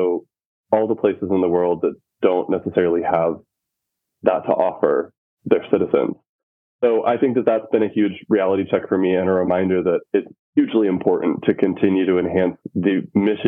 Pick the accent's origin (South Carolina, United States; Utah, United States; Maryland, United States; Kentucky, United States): Utah, United States; moved away as an adult; also born or lived in North Dakota; now in Chicago, United States; I grew up in Utah and I went to college in North Dakota.